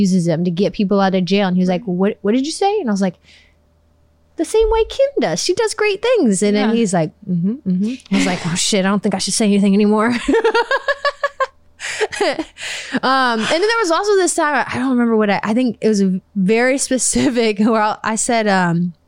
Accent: Chicago, Illinois, United States; I'm from Chicago

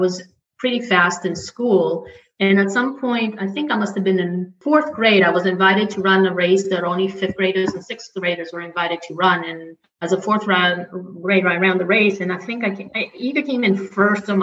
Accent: Athens, Attica, Greece; moved away as an adult; now in New York City, United States; I grew up in Athens, Greece.

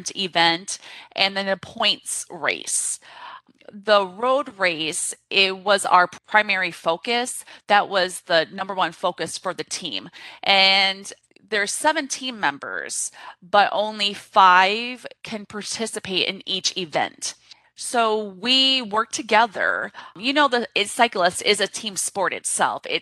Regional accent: Corpus Christi, Texas, United States; I grew up in Corpus Christi, Texas

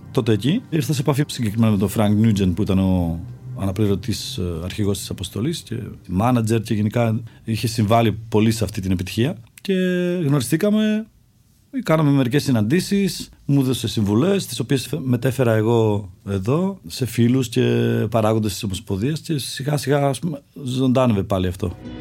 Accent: Czechia; now in Greece; Γεννήθηκα στην Τσεχία και υπήρχε μια παράδοση εκεί στα σπορ φύσης.

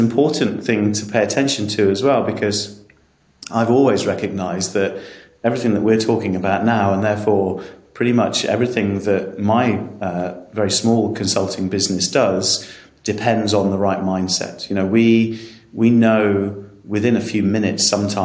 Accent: England, United Kingdom; I'm going to say this as an Englishman

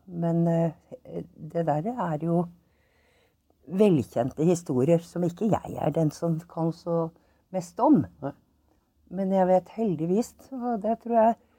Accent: Oslo, Norway; also born or lived in Trondheim; Jeg er født i Trondheim, men jeg har vokst opp i Oslo.

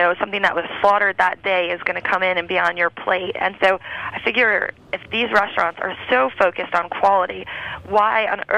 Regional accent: New York, United States; now in Napa, United States; I happen to live in Napa, which I'm from New York originally

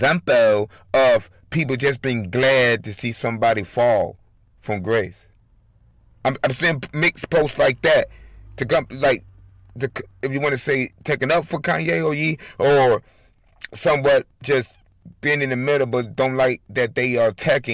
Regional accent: Elgin, Illinois, United States; also born or lived in Chicago, Illinois; I was born in Chi-Town, damn it, okay. Raised in Elgin, Illinois

